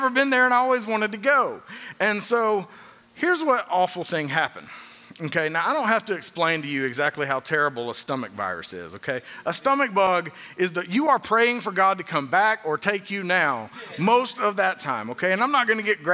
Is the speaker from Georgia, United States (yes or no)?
yes; Atlanta, Georgia, United States; growing up in the Atlanta area, I spent a lot of time during the summers as a kid going to Six Flags